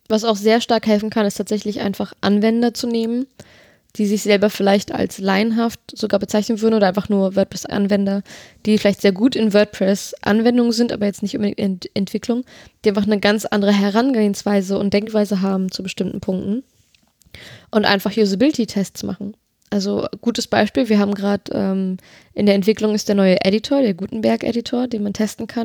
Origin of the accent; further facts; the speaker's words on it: Berlin, Germany; gebürtig aus Berlin